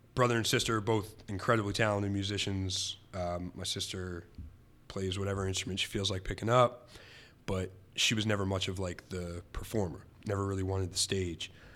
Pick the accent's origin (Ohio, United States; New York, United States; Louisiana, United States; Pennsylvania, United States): Pennsylvania, United States; Reading; my hometown of Reading.